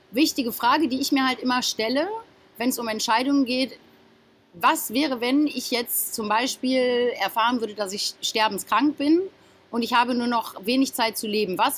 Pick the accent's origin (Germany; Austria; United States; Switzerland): Germany; now in Mallorca, Spain; Genau, ich komme aus Deutschland.